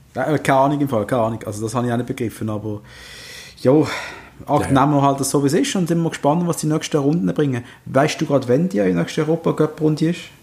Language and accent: German; Basel, Basel-Stadt, Switzerland; Darf man das sagen als Basler